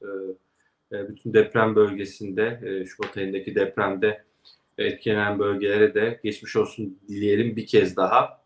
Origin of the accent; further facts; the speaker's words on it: Kastamonu, Turkey; moved away; Kastamonu'ya memleketime de selamlar